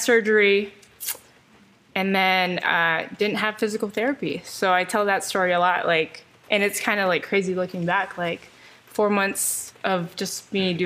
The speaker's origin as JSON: {"language": "English", "town": "Elk Grove", "region": "California", "country": "United States", "tie": "born or raised there", "said": "I'm from Elk Grove, California. I went to Franklin High School in Elk Grove"}